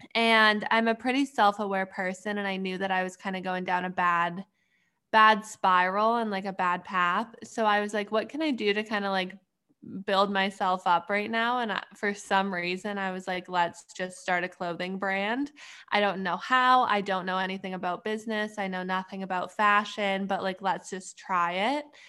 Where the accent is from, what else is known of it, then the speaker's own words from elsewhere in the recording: Canada; moved away as an adult; now in Pittsburgh, United States; I'm from, originally from Canada, but right now I'm going to school in Pittsburgh.